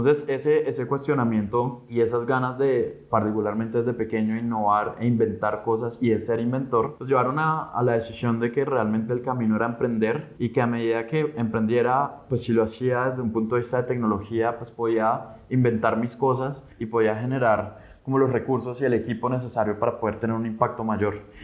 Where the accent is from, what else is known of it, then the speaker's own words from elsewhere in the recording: Colombia; como colombianos